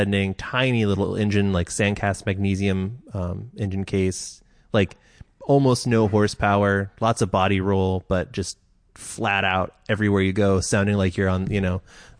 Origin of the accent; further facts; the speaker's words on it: the Northwest, Pacific Northwest, United States; I grew up in the Northwest